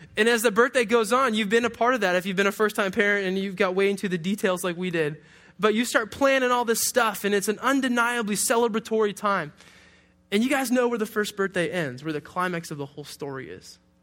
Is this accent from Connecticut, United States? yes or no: no; Detroit, Michigan, United States; I, I grew up in Detroit